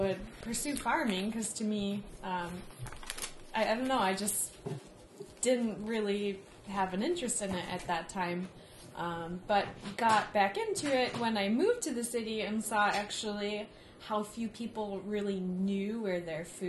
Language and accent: English; Campbellsport, Wisconsin, United States; I'm from Campbellsport, so I actually grew up right next door